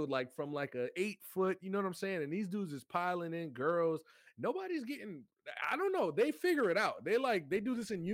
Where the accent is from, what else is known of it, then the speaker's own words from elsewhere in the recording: South Florida, United States; I'm from South Florida